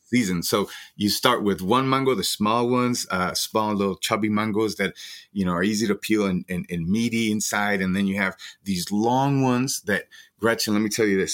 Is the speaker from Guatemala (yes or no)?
yes; Guatemala; moved away as an adult; now in Denver, United States; I'm from Guatemala. I've been here now twenty years